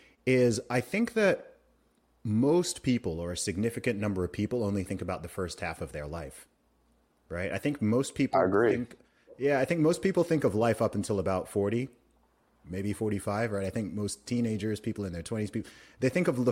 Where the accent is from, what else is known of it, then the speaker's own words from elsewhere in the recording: Saudi Arabia; my mom had five kids and then she went and we grew up in Saudi Arabia, right?